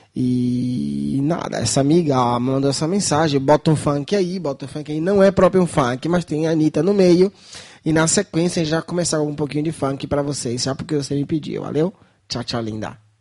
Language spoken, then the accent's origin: Portuguese; Brazil; now in Viterbo, Italy; Eu, como brasileiro